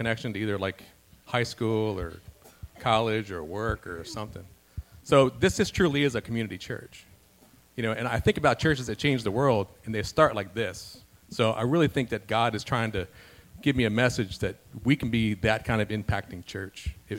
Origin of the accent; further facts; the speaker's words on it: Washington, District of Columbia, United States; moved away as an adult; now in Cecil County, Maryland, United States; I've been here 16 years. I was born and raised in Washington, D.C.